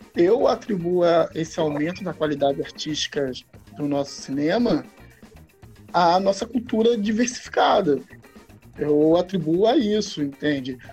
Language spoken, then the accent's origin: Portuguese; Itaguaí, Rio de Janeiro, Brazil; sou do Rio de Janeiro, Itaguaí.